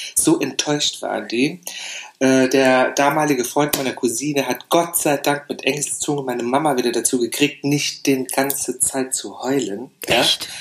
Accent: Saarland, Germany; moved away; ich bin im Saarland aufgewachsen.

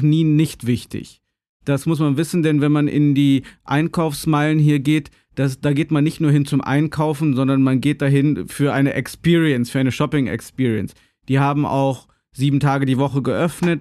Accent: Gummersbach, North Rhine-Westphalia, Germany; moved away as an adult; also born or lived in Cologne / Bochum; now in China; bin ich in Gummersbach geboren

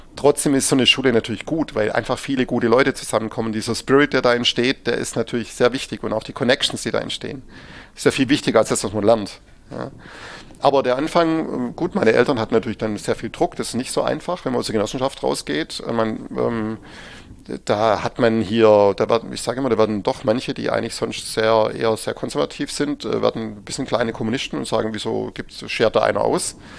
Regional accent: Baden-Württemberg, Germany; bei uns in Württemberg

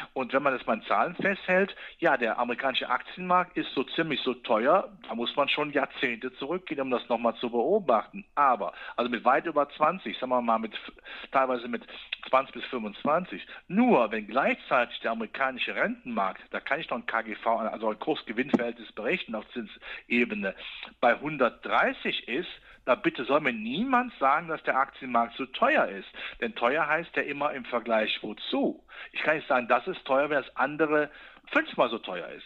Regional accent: Rhineland, Germany; ich bin Rheinländer

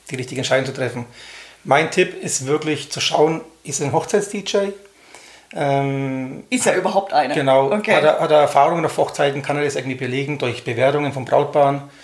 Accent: Höchstadt, Bavaria, Germany; Ich komme aus Höchstadt. Das liegt bei Nürnberg, genauer gesagt zwischen Bamberg und Erlangen.

